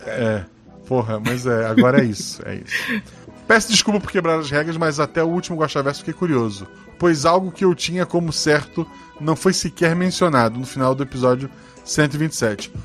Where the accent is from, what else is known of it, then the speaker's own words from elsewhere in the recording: Florianópolis, Santa Catarina, Brazil; Eu sou de Florianópolis